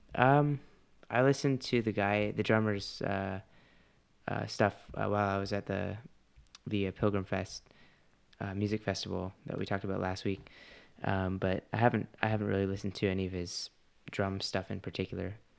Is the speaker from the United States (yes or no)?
no; Canada; I'm Canadian